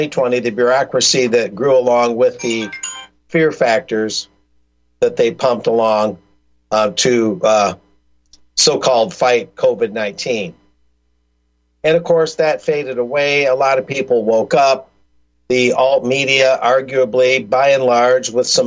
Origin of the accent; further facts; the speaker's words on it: South Texas, United States; I go to the local library in my hometown in South Texas